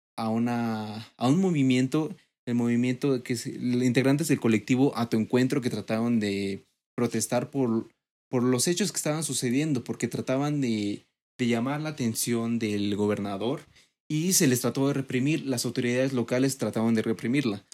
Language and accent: Spanish; Mexico City, Mexico; yo en lo personal como mexicano, como chilango, porque yo nací aquí